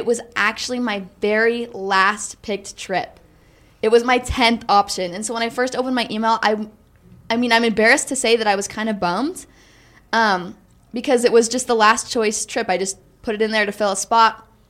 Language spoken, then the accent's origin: English; Highland, Utah, United States; I'm from Highland, Utah.